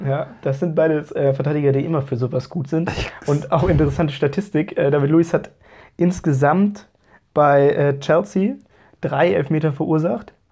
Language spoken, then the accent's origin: German; Hamburg, Germany; als Hamburger